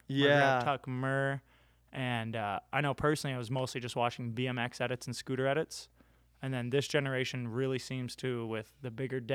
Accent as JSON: {"language": "English", "region": "Arizona", "country": "United States", "tie": "born or raised there", "said": "Yeah, I grew up in Arizona."}